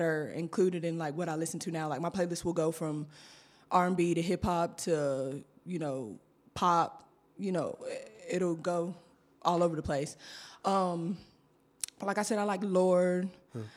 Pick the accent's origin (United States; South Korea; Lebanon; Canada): United States; Griffin, Georgia; also born or lived in Thomaston, Georgia; I am from originally from Thomaston, Georgia, okay. but um, when I turned five years old, I moved to Griffin, Georgia, mm-hmm. because mm-hmm. I was adopted. Mm-hmm. So, um, ever I've been in Griffin, Georgia ever since